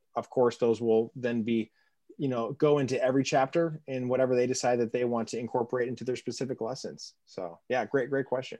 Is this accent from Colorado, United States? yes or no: yes; Colorado, United States; now in Chicago, United States; I'm originally from Colorado